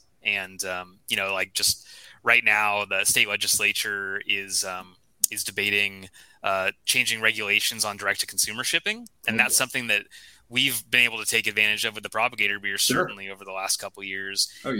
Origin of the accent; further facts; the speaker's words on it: Santa Cruz, California, United States; moved away; I'm from Santa Cruz.